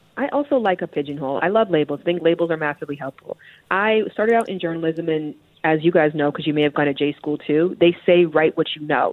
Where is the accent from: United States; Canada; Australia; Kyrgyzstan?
Canada; Toronto, Ontario; I'm from Toronto, Canada